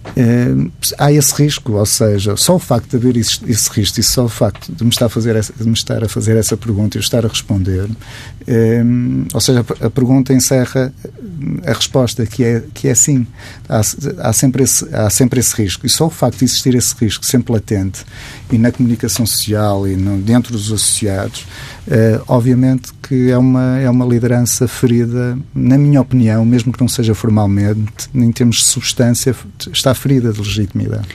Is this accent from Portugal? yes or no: yes; Matosinhos, Norte, Portugal; eu sou de Matosinhos